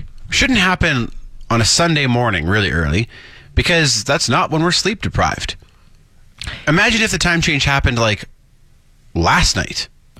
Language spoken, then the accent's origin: English; Saskatchewan, Canada; moved away; I'm from Saskatchewan